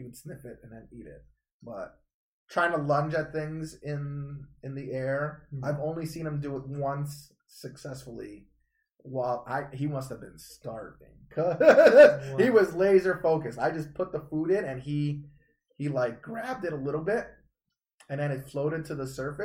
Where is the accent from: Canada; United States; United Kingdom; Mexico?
Canada; I'm Canadian.